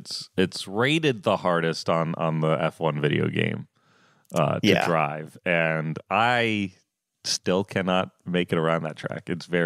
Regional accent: Florida, United States; Look, I'm from Florida

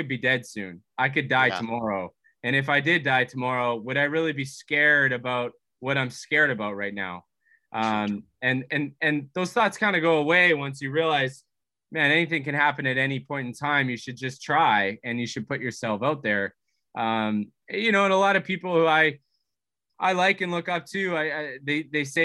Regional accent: Vancouver, British Columbia, Canada; we're from Vancouver

